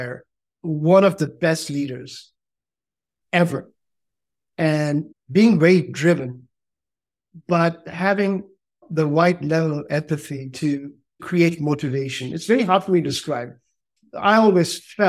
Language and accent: English; India; also born or lived in Allahabad, Uttar Pradesh / Northeast India / Delhi / Andhra Pradesh (roots); I'm from India. My roots are from the south of India, from Andhra Pradesh. I was born in 1967 in Allahabad, which used to be in Uttar Pradesh